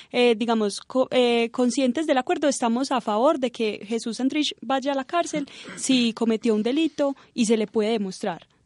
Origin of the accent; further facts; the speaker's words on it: Colombia; nosotros como colombianos